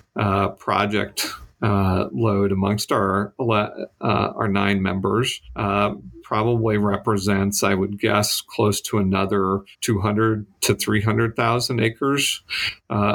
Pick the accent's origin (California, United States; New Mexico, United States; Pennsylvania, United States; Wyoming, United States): Wyoming, United States; now in Colorado, United States; I grew up in Wyoming